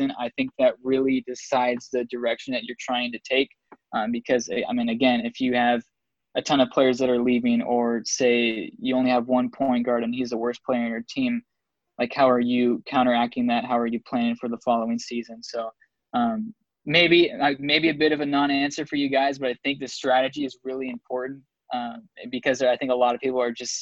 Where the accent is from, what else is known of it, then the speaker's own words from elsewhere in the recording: Seattle, Washington, United States; growing up in Seattle